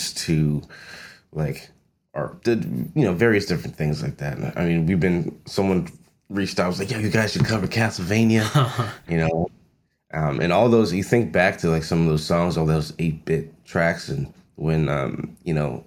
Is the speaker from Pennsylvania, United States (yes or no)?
no; Long Island, New York, United States; I grew up on Long Island